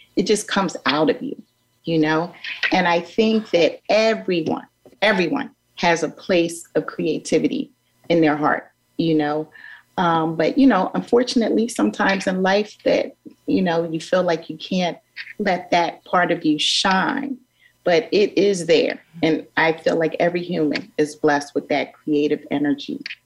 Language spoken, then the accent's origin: English; Philadelphia, Pennsylvania, United States; my growing up in North Philadelphia